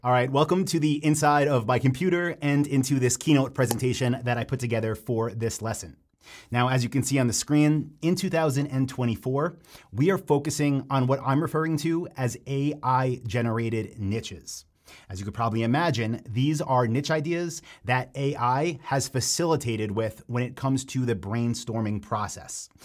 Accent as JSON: {"language": "English", "area": "Long Island, Nassau County", "region": "New York", "country": "United States", "tie": "born or raised there", "said": "I grew up on Long Island in Nassau County"}